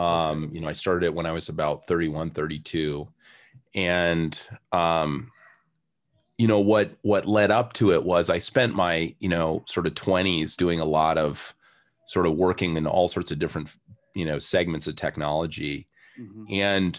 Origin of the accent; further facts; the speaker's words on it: Hardwick, Massachusetts, United States; So I grew up in Western Massachusetts in a very small town called Hardwick, Mass.